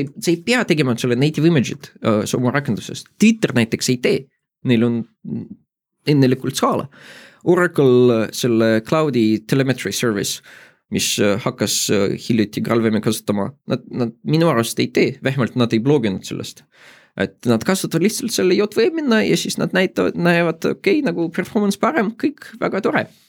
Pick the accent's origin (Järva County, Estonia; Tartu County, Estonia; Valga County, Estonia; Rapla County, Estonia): Tartu County, Estonia; Tartu; mina olen Tartust